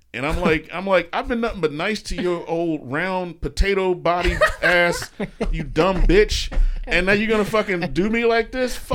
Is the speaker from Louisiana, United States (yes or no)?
yes; Louisiana, United States; I'm from Louisiana, man.